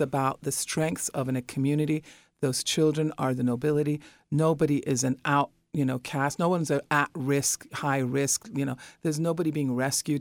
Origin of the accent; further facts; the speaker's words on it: Iran; now in New York City, United States; I'm originally from Iran, and we had a turbulent, uh, escape from our country